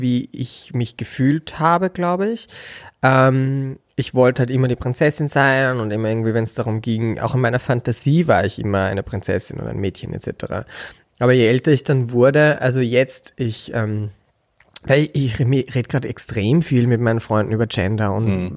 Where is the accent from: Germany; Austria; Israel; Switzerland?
Austria; Bad Mitterndorf, Styria; also born or lived in Upper Austria; geboren bin ich in Oberösterreich und als, wir, als ich vier Jahre alt war, mein Bruder fünf, sind meine Eltern von Oberösterreich in die Steiermark gezogen und quasi bin ich ja Steirer, wenn man so möchte, weil da bin ich mhm. aufgewachsen